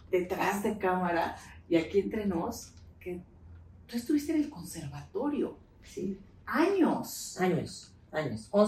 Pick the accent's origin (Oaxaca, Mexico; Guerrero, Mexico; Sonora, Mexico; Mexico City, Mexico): Mexico City, Mexico; also born or lived in León; now in Guanajuato, Mexico; la Ciudad de México. Yo nací en Ciudad de México.